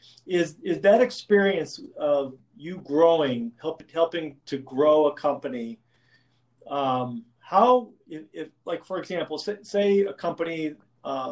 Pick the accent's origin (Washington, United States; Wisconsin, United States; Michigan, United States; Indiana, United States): Washington, United States; Yakima; growing up in Yakima